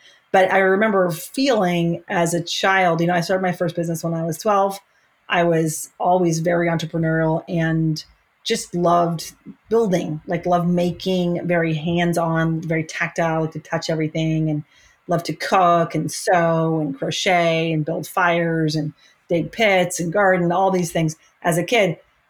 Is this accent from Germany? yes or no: yes; Germany; born there; moved away; also born or lived in London, United Kingdom; I was born in Germany. My parents are American, but they lived in Germany for a decade. I lived in London for a couple of years growing up.